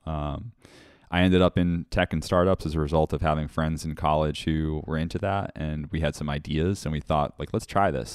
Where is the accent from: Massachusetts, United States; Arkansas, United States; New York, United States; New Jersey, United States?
Massachusetts, United States; Woods Hole; Woodsole Oceanographic Institute is in my hometown